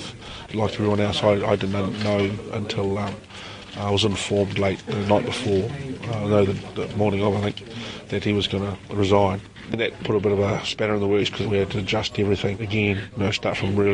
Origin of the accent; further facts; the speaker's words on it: Wellington, New Zealand; moved away as an adult; now in Auckland, New Zealand; I haven't lived in Wellington for a long time. You know, when I left there, that is my hometown, and that'll always be my hometown